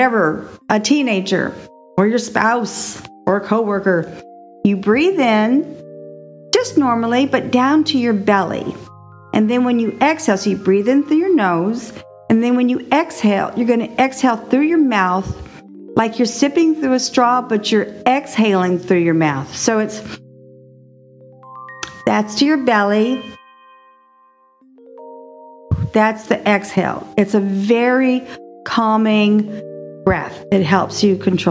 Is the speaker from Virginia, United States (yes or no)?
no; Texas, United States; now in Gulfport, Florida, United States; I am a Texan. I was raised there